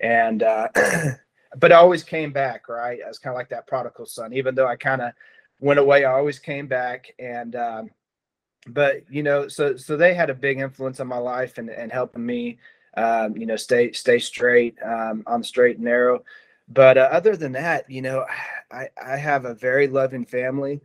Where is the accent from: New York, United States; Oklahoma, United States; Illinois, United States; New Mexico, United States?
Oklahoma, United States; Noble; also born or lived in Norman, Oklahoma; Norman is, you know, I grew up, went to school there through fourth grade. And then in fifth grade, I ended up going to Noble.